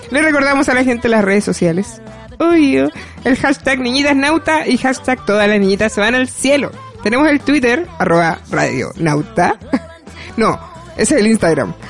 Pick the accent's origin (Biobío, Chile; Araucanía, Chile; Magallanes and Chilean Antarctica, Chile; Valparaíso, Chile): Araucanía, Chile; Temuco; soy de Temuco